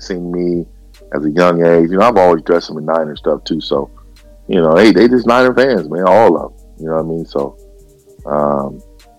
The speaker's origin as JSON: {"language": "English", "town": "San Francisco", "region": "California", "country": "United States", "tie": "born or raised there", "said": "I was born and raised in San Francisco"}